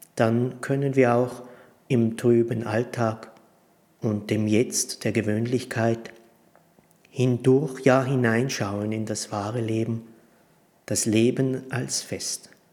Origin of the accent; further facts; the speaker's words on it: Prutz, Tyrol, Austria; also born or lived in Stams, Tyrol; ich bin in Brutz im Tiroler Oberland geboren und hier in der Abtei Stamms Zisterzienser